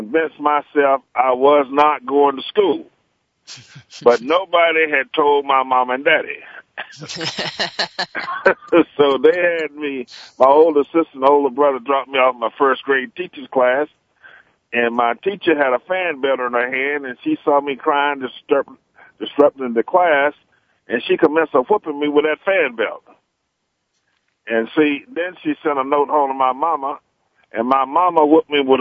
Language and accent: English; Magnolia, North Carolina, United States; near my hometown of Magnolia in Wilmington, North Carolina